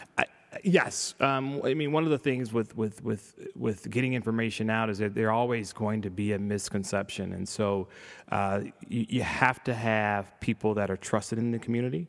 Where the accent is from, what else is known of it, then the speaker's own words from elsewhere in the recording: Chicago, Illinois, United States; grew up on the south side of Chicago